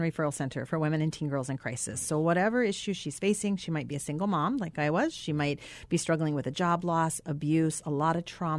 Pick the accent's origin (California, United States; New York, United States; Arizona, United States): Arizona, United States; I grew up mostly in Arizona.